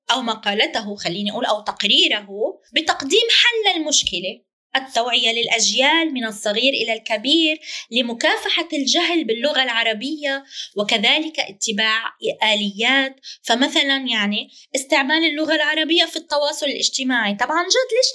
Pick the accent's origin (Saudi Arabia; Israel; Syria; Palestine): Palestine; Jaffa; now in Lebanon; أنا في الشتات العربي طبعا أنا فلسطينية من يافا وأعيش الآن حاليا في لبنان أنا في الشتات العربي